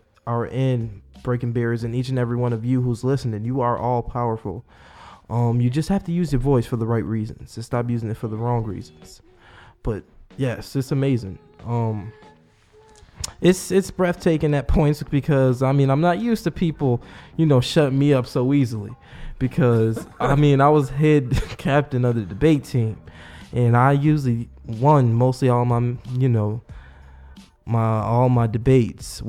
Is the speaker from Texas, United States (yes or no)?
no; Buffalo, New York, United States; I've lived there mostly all my life